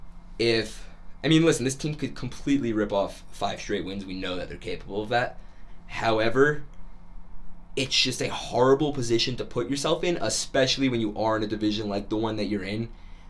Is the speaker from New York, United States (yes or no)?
no; New Jersey, United States; moved away as an adult; also born or lived in Boston, Massachusetts; now in Syracuse, United States; from New Jersey, born in Boston, however.